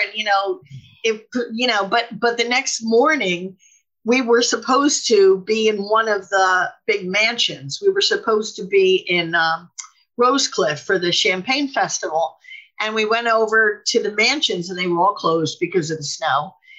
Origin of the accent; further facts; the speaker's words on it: New Jersey, United States; my friend and I took off from here and we called Rhode Island and we said, hey, we're coming from New Jersey.